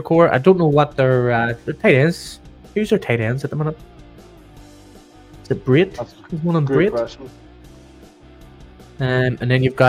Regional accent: Ireland; We're coming from Ireland

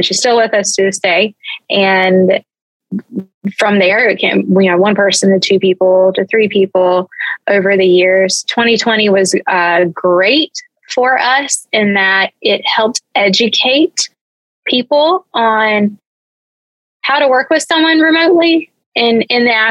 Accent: Georgia, United States; I grew up in Georgia

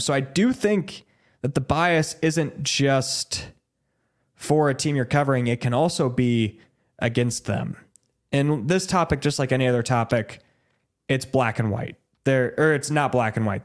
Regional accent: Des Moines, Iowa, United States; growing up in Des Moines, wanting to work in Des Moines, I grew up an Iowa State fan.

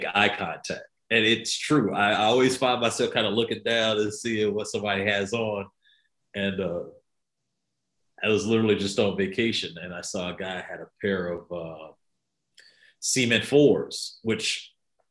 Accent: Winston-Salem, North Carolina, United States; moved away as an adult; also born or lived in Cleveland, Ohio; I'm originally from Winston-Salem, North Carolina. That's where I was born and raised

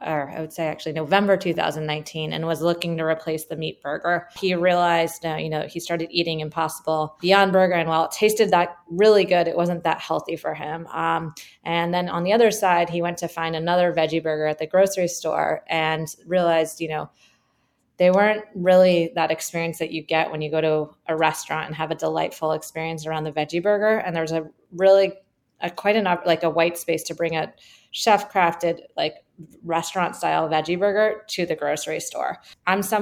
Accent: California, United States; also born or lived in Michigan; I'm from California

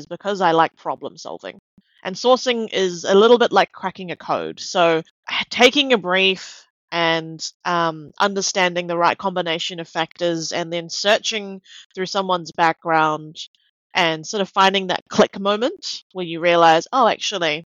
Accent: Auckland, New Zealand; moved away as an adult; now in Melbourne, Australia; I grew up in New Zealand. My parents are Malaysian Chinese, and I was brought up in Auckland. I've lived in Melbourne for about 6 years

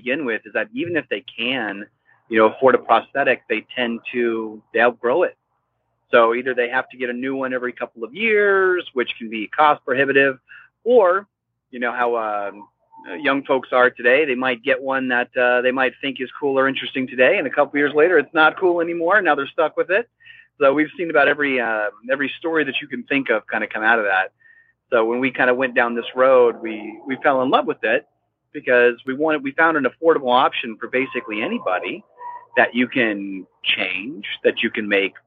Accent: Iowa, United States; moved away as an adult; now in San Juan Islands, United States; I grew up in Iowa, where, you know, a lot of obviously Midwest folks out there

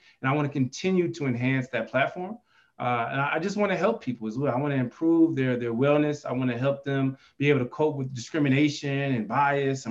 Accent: Chicago, Illinois, United States; now in Albuquerque, United States; I'm originally from the Chicagoland area

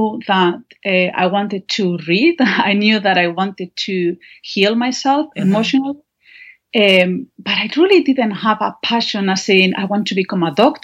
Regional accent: northern Spain, Spain; English is a second language; moved away; I'm from Spain. I was born and raised in Spain.

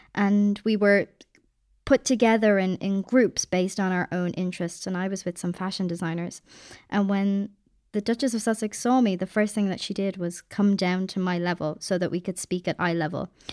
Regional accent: Ireland; also born or lived in Dublin; I'm Irish

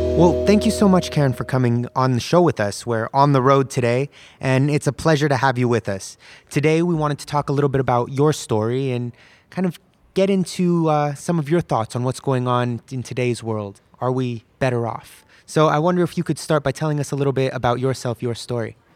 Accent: California, United States; being a Muslim American myself, who grew up born and raised in California

